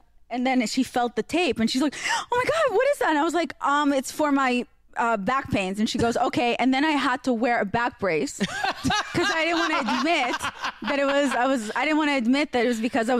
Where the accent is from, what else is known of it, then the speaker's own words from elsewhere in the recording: Israel; English is a second language; also born or lived in Russia; now in United States; I grew up in Israel